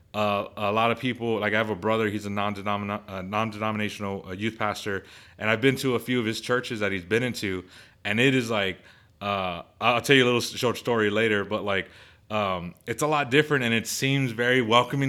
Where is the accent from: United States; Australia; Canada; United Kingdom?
United States; I'm an American